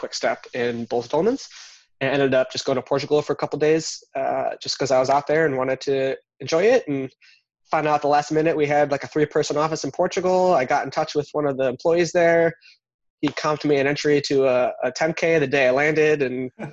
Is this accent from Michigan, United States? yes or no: yes; Birmingham, Michigan, United States; now in Santa Cruz, United States; I grew up in Michigan